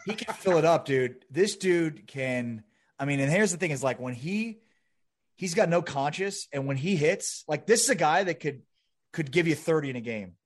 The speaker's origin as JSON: {"language": "English", "town": "Chicago", "region": "Illinois", "country": "United States", "tie": "born or raised there", "moved": "yes", "lives_now": "Dallas, United States", "said": "I grew up in Chicago."}